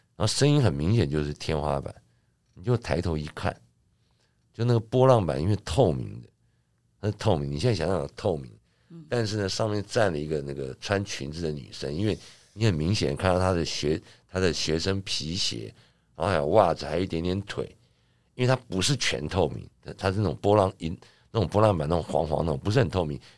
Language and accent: Chinese; Taiwan; 我家小的时候，我们是眷村的最， 眷村的一排一排